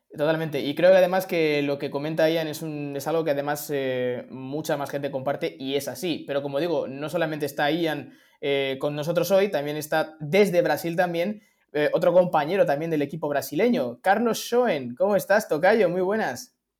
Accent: Spain; los que somos de España

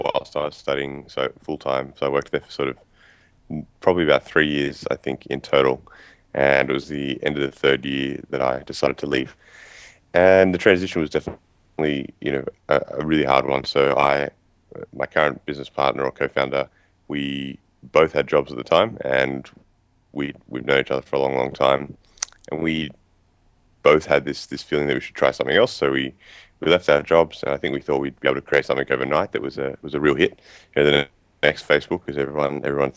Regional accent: Sydney, New South Wales, Australia; I am from Sydney, Australia. So still live here now. I've lived here most of my life.

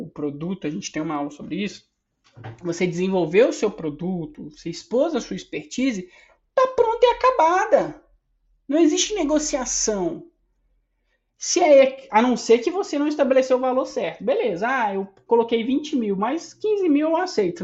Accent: Minas Gerais, Brazil; Sou mineiro

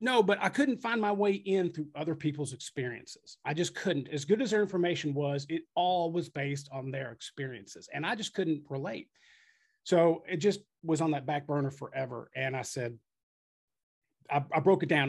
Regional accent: Frankfort, Kentucky, United States; moved away as an adult; also born or lived in Texas / Lexington, Kentucky; now in New Albany, United States; I was from Frankfort, which is like thirty minutes away.

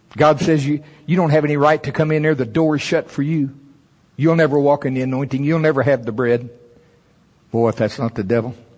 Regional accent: United States; I'm from Pottawatomie County.

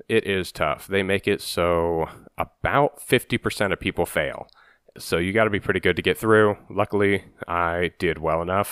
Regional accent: Ohio, United States; I'm from Ohio, and my parents would take me to, uh, Wright Patterson Air Force Base in Dayton

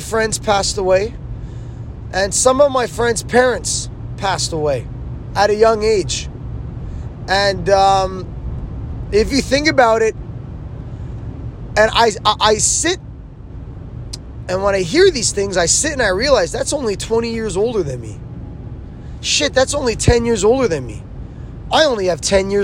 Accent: Canada; I'm Canadian.

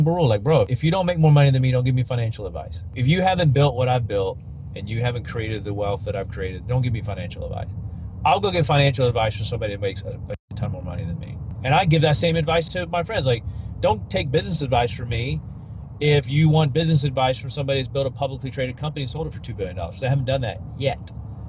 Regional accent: Leicester, East Midlands, United Kingdom; accent: British; Okay, yeah, I have a British accent. I'm from Leicester, England, and we say tomatoes, not tomatoes.

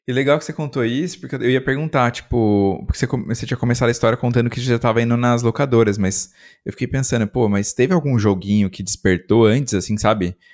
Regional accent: interior of São Paulo, Brazil; Também sou do interior

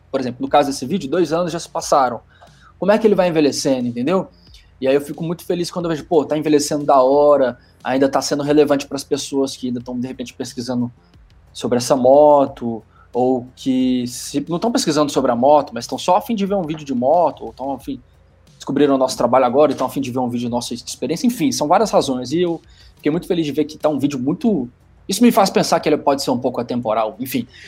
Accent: Belo Horizonte, Minas Gerais, Brazil; ter ido até Belo Horizonte, que é a minha cidade natal, com essa moto

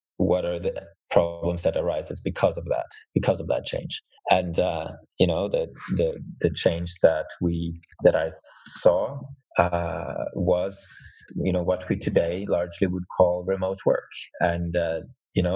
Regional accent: Norway; I'm from Norway

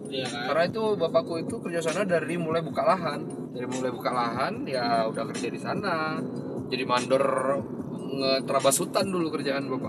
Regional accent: West Sumatra, Indonesia; Emang dari dari kecil di di Solo Selatan sih dulu waktu zaman kecil di hutan sawit

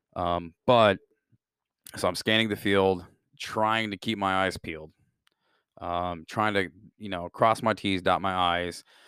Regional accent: Midwest, United States; born and raised in the Midwest

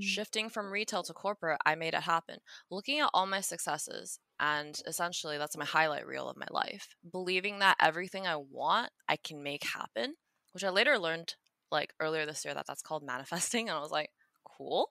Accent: Taiwan; moved away; Me growing up in Taiwan as a kid

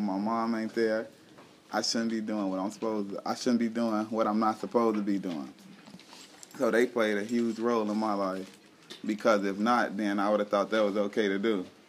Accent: Chicago, Illinois, United States; born and raised in an Ickes home. My mom is from there, born and raised there.

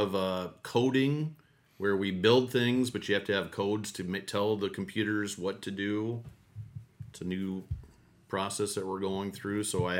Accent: Cedar Falls, Iowa, United States; So I went to Cedar Falls Public, went to UNI. So I've always been close to home.

